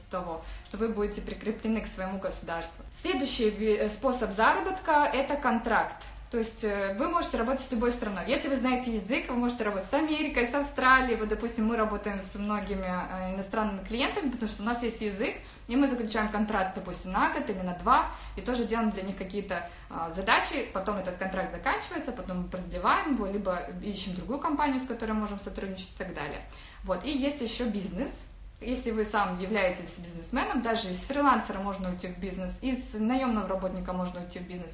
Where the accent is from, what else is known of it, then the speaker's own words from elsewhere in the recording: Saran, Karaganda Region, Kazakhstan; moved away as an adult; now in Turkey; Сама я из Казахстана, из Карагандинской области, город Сарань. Может быть, есть тут мои земляки